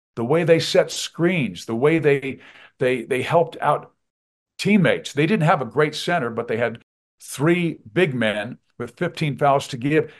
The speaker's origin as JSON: {"language": "English", "region": "Kansas", "country": "United States", "tie": "born or raised there", "moved": "yes", "lives_now": "Colorado, United States", "said": "growing up in Kansas, I went to Old Municipal Stadium"}